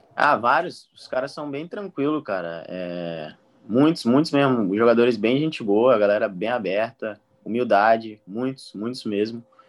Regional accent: Palmas, Tocantins, Brazil; moved away

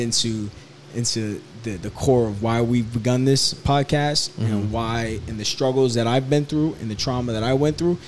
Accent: Hoboken, New Jersey, United States; grew up in Hoboken, New Jersey, which is right across the river from the towers.

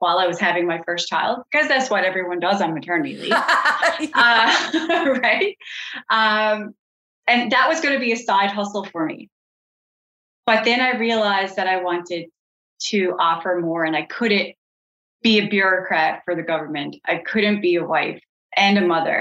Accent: Colliers, Newfoundland and Labrador, Canada; I grew up in Colliers, out in rural Newfoundland

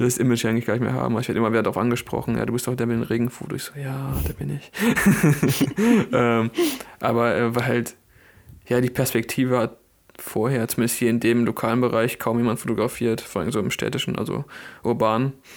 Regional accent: Bielefeld, North Rhine-Westphalia, Germany; bei uns in Bielefeld

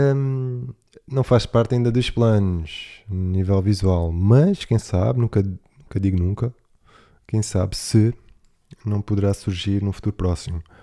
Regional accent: Algarve, Portugal; accent: Algarvian; vou estar no Algarve com um sotaque talvez mais algarvio ainda do que o habitual

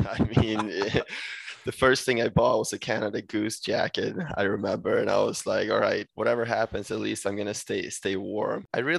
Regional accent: Sweden; English is a second language; No, exactly. I mean, where I'm from in Sweden, we get minus 10 at times.

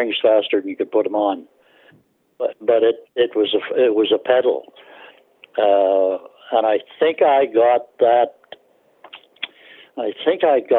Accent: Bolton, Ontario, Canada; I was born in Bolton, which is just on the outskirts of Toronto now

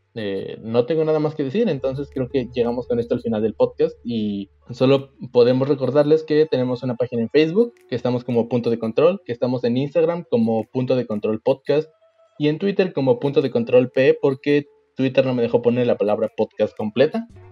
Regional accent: Mexico

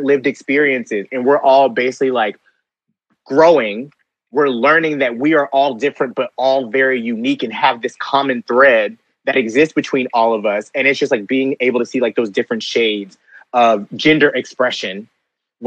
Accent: Conyers, Georgia, United States; growing up in the South and growing up as a gay black boy, like in Conyers, Georgia.

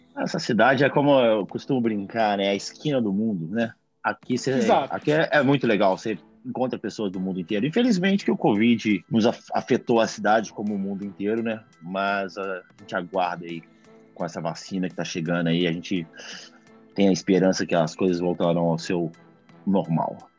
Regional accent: Belo Horizonte, Minas Gerais, Brazil; moved away as an adult; now in New York, United States; vim de BH, né? Belo Horizonte, Minas Gerais, terrinha boa. E também mais um mineiro nessa selva de pedras

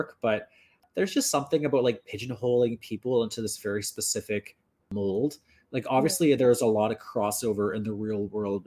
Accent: Northern Ontario, Canada; I grew up in Northern Ontario

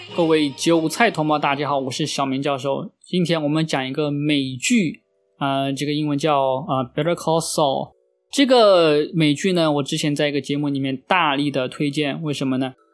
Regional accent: China; 也相当于我们中国，就是一个什么专科毕业

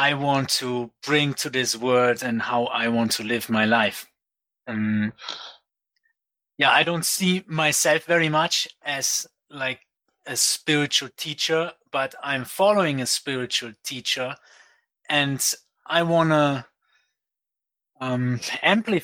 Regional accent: Aachen, North Rhine-Westphalia, Germany; moved away as an adult; also born or lived in Fiji; I grew up in Germany. In Aachen, near Cologne, next to Belgium and Netherlands

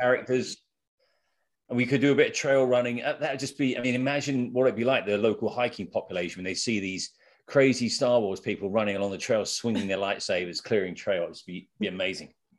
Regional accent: England, United Kingdom; moved away; I'm really from England

